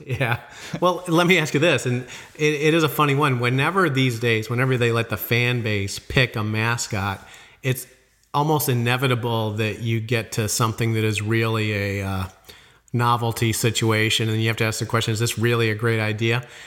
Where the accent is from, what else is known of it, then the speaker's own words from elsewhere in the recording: Illinois, United States; moved away; I came from Illinois